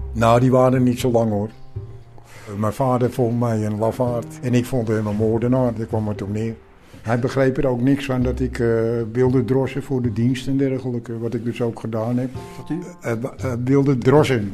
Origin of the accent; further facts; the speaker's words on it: Netherlands; als Nederlander